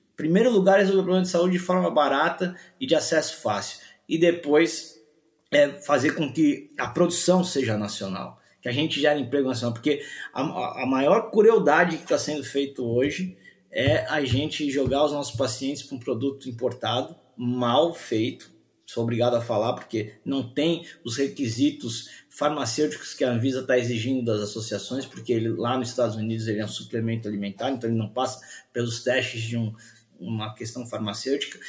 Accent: Brazil; a gente é brasileiro

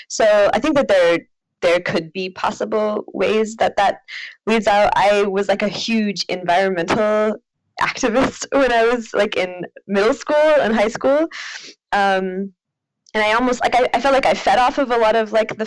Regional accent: Oklahoma, United States; moved away; growing up in Oklahoma

